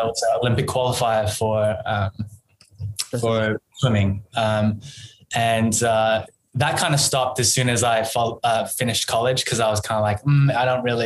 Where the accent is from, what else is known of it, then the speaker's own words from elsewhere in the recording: Perth, Western Australia, Australia; moved away as an adult; also born or lived in Singapore; now in Korea; I was born in Perth, Western Australia